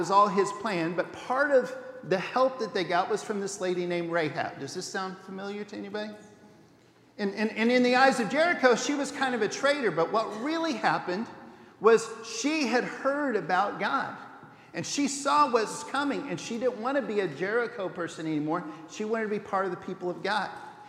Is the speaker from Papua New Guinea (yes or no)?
yes; Papua New Guinea; I had Perizzites when I was growing up in New Guinea, and it wasn't any picnic.